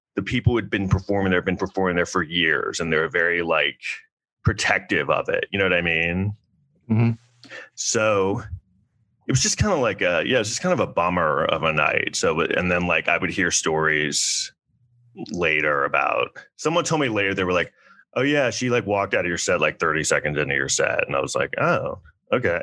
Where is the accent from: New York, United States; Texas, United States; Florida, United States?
New York, United States; New York City; born or raised there; also born or lived in Southampton, Long Island